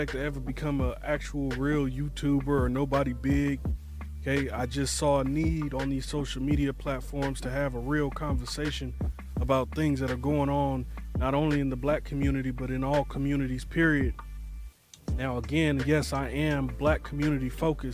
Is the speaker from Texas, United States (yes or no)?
no; Bay Area, California, United States; I'm from the Bay Area originally, California originally